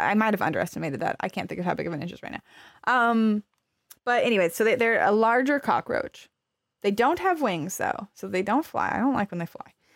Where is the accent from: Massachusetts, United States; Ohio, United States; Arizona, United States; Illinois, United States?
Arizona, United States; I grew up in Arizona, which is hot